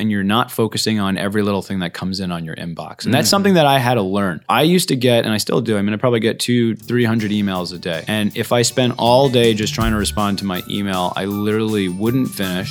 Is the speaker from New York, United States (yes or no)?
yes; New York, United States; I'm originally from New York, but I moved out here, I guess it was about 17 years ago.